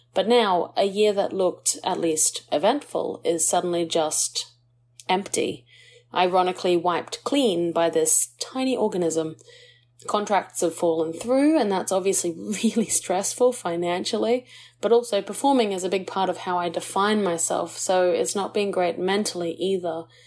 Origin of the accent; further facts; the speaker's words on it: Australia; we as Aussie artists